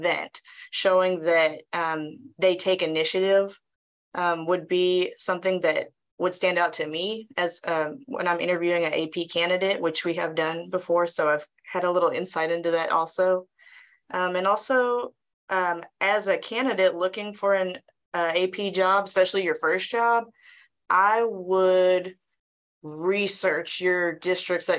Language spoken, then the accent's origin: English; Brenham, Texas, United States; Taught a long time in my hometown of Brenham, right down the road.